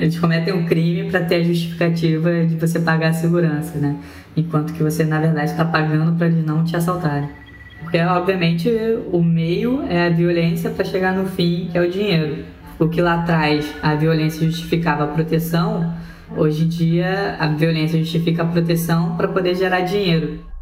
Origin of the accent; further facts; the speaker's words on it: Rio de Janeiro, Brazil; also born or lived in Northeast Brazil; como a maioria das pessoas que moram em Rio das Pedras, eu vim do Nordeste, né? Minha família veio em busca de oportunidades